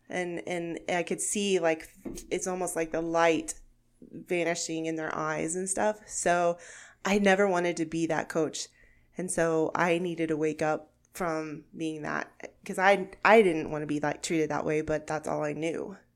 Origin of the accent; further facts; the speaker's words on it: Gage, Oklahoma, United States; moved away as an adult; now in Sterling, Kansas, United States; I am from Gage, Oklahoma, which is a very small town